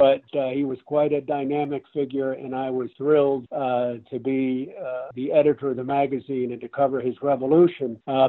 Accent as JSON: {"language": "English", "region": "Connecticut", "country": "United States", "tie": "born or raised there", "said": "I grew up in Connecticut"}